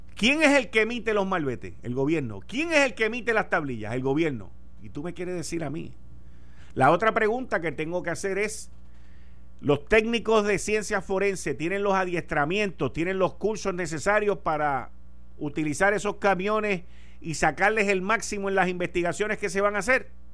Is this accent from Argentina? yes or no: no; Puerto Rico